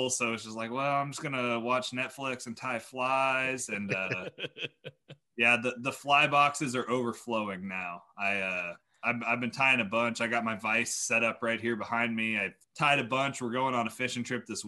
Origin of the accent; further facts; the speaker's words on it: Kansas, United States; moved away as an adult; also born or lived in Iowa; now in New York, United States; I grew up in Kansas.